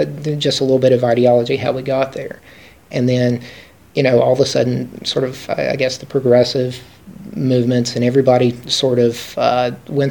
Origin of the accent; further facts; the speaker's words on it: Appalachia, United States; I'm an Appalachian American, and so that's how I identify